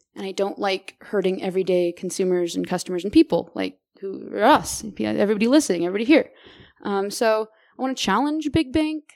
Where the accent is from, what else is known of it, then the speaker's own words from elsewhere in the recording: Merced, California, United States; now in Boulder, United States; I'm originally from Merced, California, small little little town in California